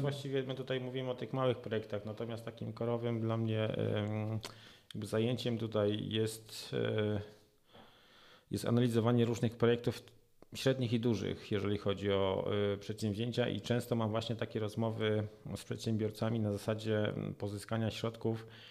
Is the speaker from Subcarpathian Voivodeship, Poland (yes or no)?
no; Silesian Voivodeship, Poland; u nas na Śląsku